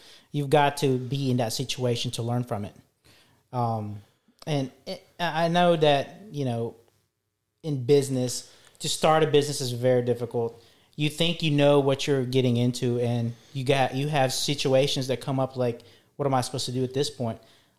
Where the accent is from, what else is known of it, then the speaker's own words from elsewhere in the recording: Philippines; English is a second language; moved away; especially when I came here, back in our introduction, I came here from the Philippines. I didn't know any English.